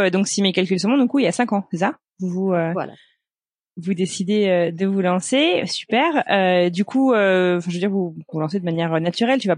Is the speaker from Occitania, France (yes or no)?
no; Les Sables-d'Olonne, Pays de la Loire, France; moved away as an adult; also born or lived in Paris; Alors je viens des Sables d'Olonne, c'est en Vendée